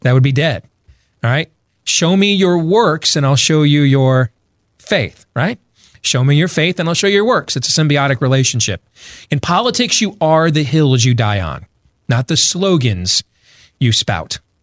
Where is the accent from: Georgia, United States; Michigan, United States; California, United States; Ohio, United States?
Michigan, United States; Grand Rapids; now in Des Moines, United States; I grew up in Grand Rapids, Michigan, but I was born in, in, here in Des Moines, Iowa, and that's where I raised my family now